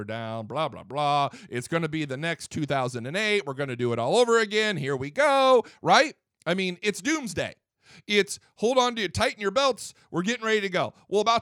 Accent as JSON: {"language": "English", "town": "Fort Wayne", "region": "Indiana", "country": "United States", "tie": "born or raised there", "said": "I'm from Fort Wayne, Indiana, Northeast Indiana"}